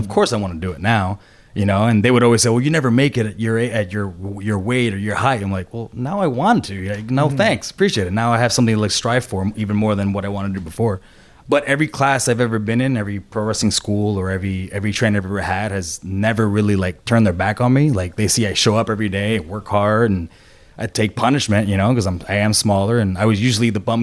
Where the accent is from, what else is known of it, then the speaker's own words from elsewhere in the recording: Puerto Rico; moved away; I was born and raised in Puerto Rico.